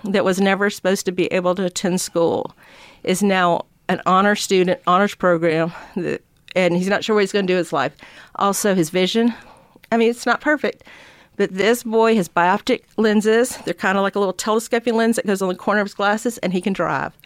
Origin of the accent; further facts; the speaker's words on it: Georgia, United States; I came back here to Georgia, to my hometown